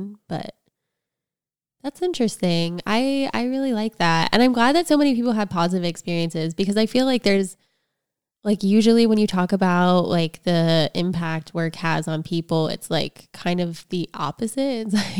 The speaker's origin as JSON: {"language": "English", "region": "East Coast", "country": "United States", "tie": "born or raised there", "said": "I grew up on the East Coast, and so you could drive from Pennsylvania to Atlantic City, and it was really easy."}